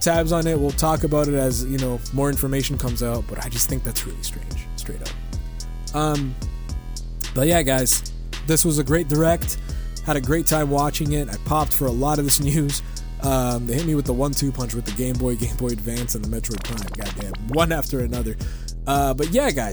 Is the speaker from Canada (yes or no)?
yes; Canada; I'm a Canadian citizen